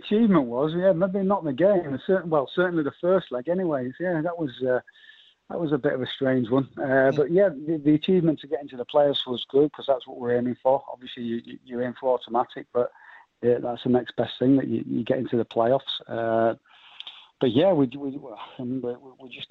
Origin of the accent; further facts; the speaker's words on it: Leeds, Yorkshire and the Humber, United Kingdom; I'm from Leeds. All my family are Leeds fans